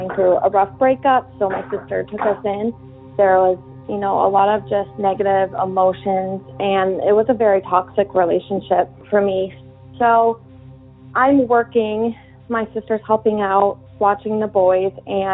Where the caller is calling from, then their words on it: New Hampshire, United States; I'm calling from New Hampshire